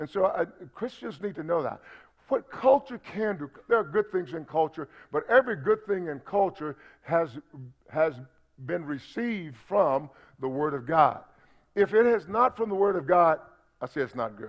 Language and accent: English; United States; I'm an American because I was born in America